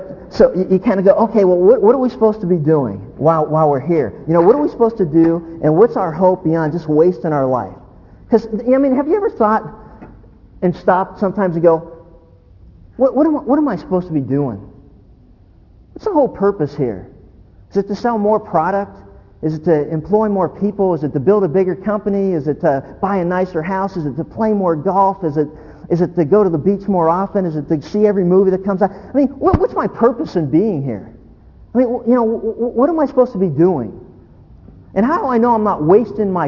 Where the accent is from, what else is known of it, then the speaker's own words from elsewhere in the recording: Pennsylvania, United States; moved away as an adult; also born or lived in Orange County, California; now in California, United States; We grew up in Pennsylvania.